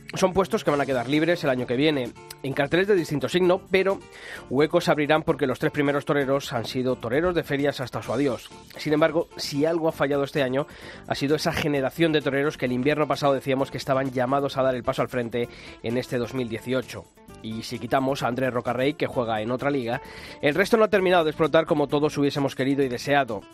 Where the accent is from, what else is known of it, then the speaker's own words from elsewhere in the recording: Madrid, Community of Madrid, Spain; los que somos de Madrid, los que nos hemos criado siendo aficionados en, la Plaza de Toros de las Ventas